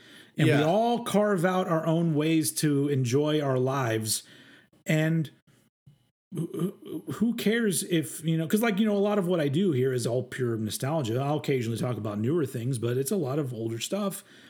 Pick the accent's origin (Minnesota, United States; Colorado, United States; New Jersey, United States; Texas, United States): Texas, United States; Bill Hicks was a big deal for me when I was younger too, because I was from Texas